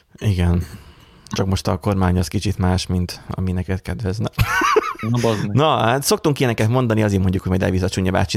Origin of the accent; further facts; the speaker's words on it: Borsod-Abaúj-Zemplén, Hungary; mind a hárman egyébként borsodiak vagyunk